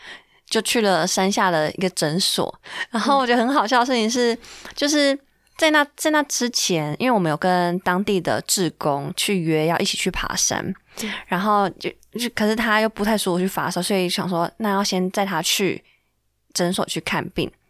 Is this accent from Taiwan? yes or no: yes; Taiwan; 然后知道我们是台湾来的，哦，